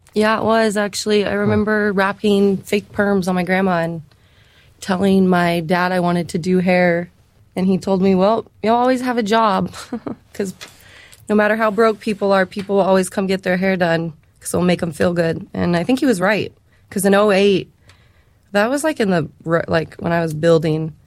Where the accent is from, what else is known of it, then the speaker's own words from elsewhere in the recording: California, United States; moved away as an adult; also born or lived in San Francisco; now in Boise, United States; I'm actually from California, and I moved out to Idaho for hair school